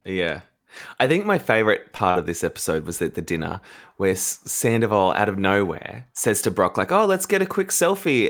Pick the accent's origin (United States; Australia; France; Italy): Australia; we're Australian